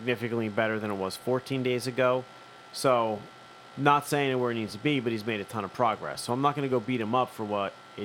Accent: Philadelphia, Pennsylvania, United States; I'm from here too

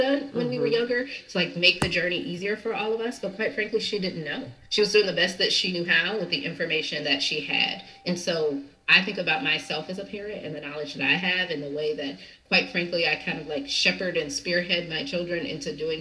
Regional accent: Southern California, United States; I grew up in Southern California.

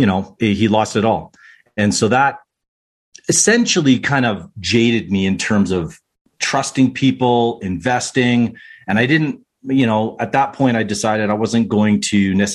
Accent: Whitecourt, Alberta, Canada; now in Calgary, Canada; growing up in Whitecourt, so small town just outside of, I say just outside, 2 hours outside of Edmonton

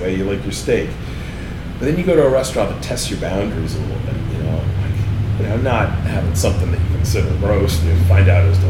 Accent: Rhode Island, United States; moved away as an adult; now in New Orleans, United States; I grew up in Rhode Island, grew up in New England up there.

